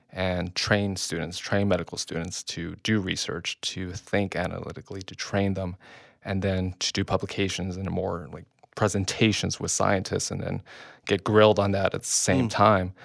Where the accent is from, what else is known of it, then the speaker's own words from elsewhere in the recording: Long Beach, California, United States; I grew up in Long Beach